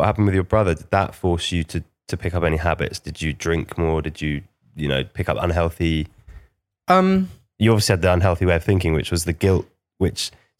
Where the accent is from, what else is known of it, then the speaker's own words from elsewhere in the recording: Liverpool, North West England, United Kingdom; now in Kent, United Kingdom; I came from Liverpool, right? I've gone from Liverpool